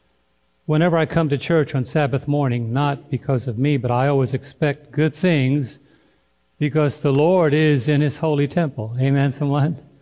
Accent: New York, United States; moved away; I'm a New Yorker

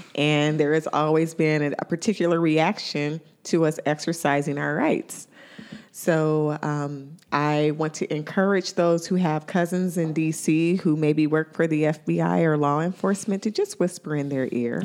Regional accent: Indiana, United States; now in Ohio, United States; my hometown in Indiana

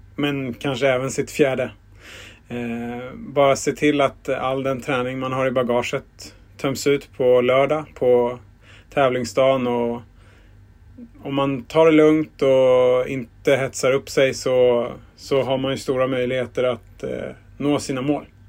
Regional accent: Stockholm, Stockholm County, Sweden; Jag är uppvuxen på Södermalm

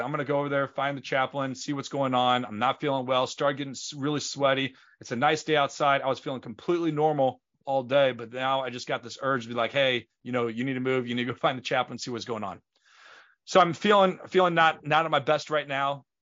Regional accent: St. Louis, Missouri, United States; We grew up in Saint Louis

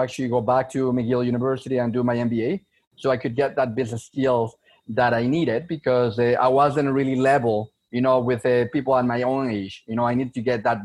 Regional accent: Venezuela; moved away as an adult; also born or lived in Montreal, Canada; now in Canada; I was born in Venezuela. I was born in South America. So immigrated to Canada back in 2008.

